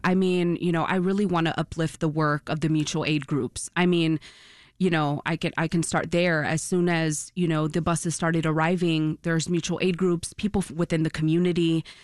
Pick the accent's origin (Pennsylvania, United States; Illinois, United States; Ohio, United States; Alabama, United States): Illinois, United States; Chicago; I was born and raised in Brighton Park